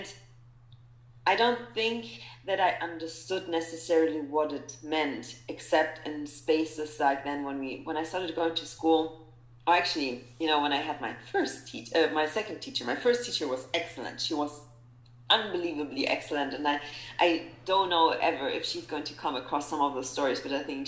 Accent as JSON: {"language": "English", "country": "Germany", "tie": "born or raised there", "also_born_or_lived": "Poland / South Africa", "moved": "as an adult", "lives_now": "United States", "said": "Germany, because that's where I really grew up"}